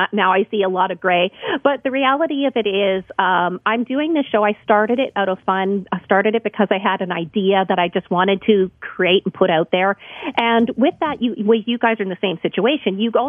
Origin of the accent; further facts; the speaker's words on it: Canada; You realize, when we come out of the womb, we have skates on.